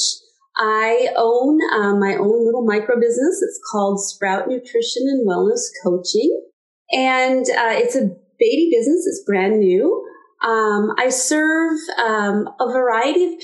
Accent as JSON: {"language": "English", "town": "Stillwater", "country": "United States", "tie": "born or raised there", "also_born_or_lived": "Omaha, Nebraska", "moved": "as an adult", "said": "I was born and raised in Stillwater, and 33 years ago, moved to Omaha, Nebraska with my then husband"}